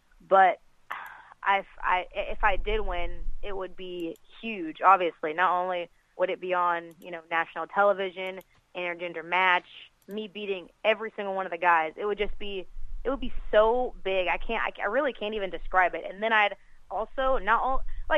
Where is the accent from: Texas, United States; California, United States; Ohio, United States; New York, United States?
Texas, United States; Austin; I'm originally from Austin, Texas.